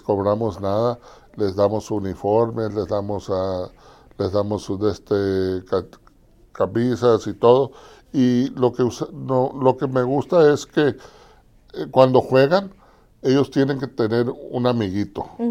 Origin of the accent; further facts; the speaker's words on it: Nogales, Arizona, United States; also born or lived in Los Angeles / Culiacán; yo soy nativo de aquí en Nogales, Arizona. Aquí nací, aquí crecí